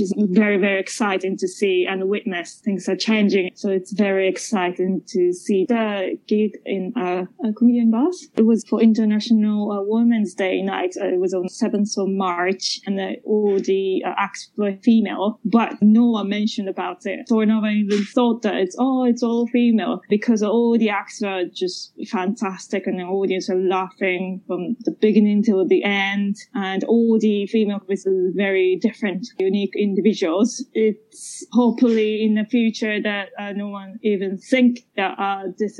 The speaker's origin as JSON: {"language": "English", "country": "Japan", "tie": "born or raised there", "also_born_or_lived": "Britain", "moved": "as an adult", "lives_now": "United Kingdom", "said": "I'm from Japan, I grew up in Japan"}